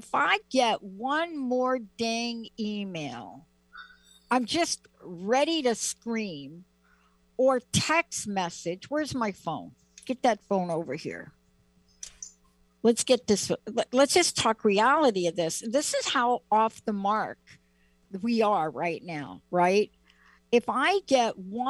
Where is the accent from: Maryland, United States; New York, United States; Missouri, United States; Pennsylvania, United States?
New York, United States; I'm from New York. I'm from the East Coast